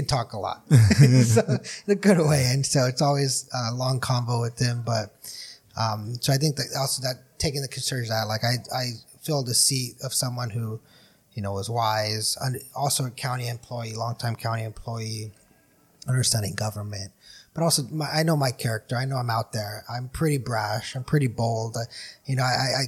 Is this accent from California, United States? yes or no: yes; Brawley, California, United States; we're all from Brawley.